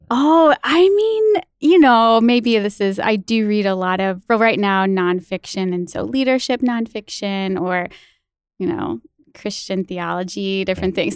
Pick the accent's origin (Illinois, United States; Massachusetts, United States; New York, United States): Illinois, United States; small town right outside Saint Louis; also born or lived in Missouri; now in Madison, United States; I am from Illinois